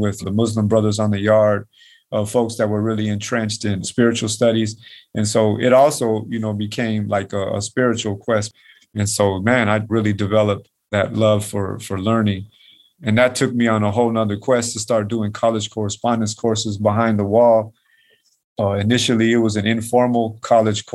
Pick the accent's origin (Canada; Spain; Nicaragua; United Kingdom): Nicaragua; moved away; I'm from Nicaragua